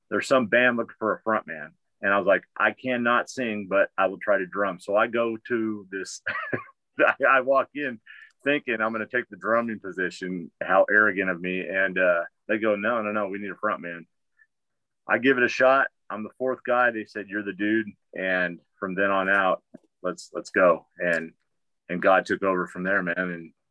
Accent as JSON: {"language": "English", "town": "Pomona", "region": "California", "country": "United States", "tie": "born or raised there", "also_born_or_lived": "Sacramento, California", "moved": "as an adult", "lives_now": "Missouri, United States", "said": "I grew up in the metal scene in Southern California. I grew up in Pomona, California"}